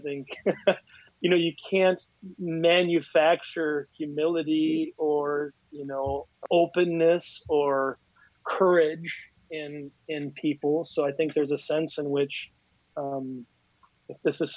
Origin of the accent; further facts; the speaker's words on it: Lodi, Wisconsin, United States; I grew up in Lodi, Wisconsin, or at least I went to high school there